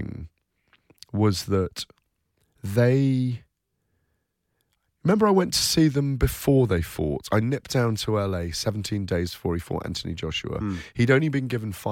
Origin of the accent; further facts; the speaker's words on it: United Kingdom; as British guys going over to America